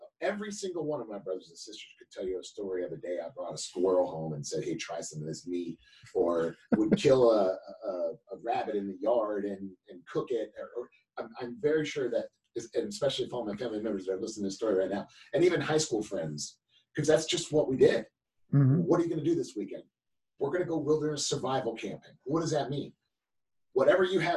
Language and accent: English; Cherry Hill, New Jersey, United States; moved away; also born or lived in California; I was born in Cherry Hill, New Jersey.